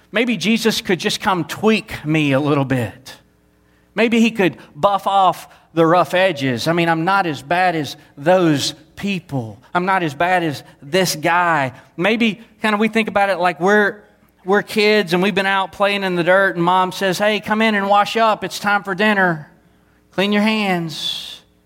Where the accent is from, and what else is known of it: Southeast Texas, United States; born or raised there; moved away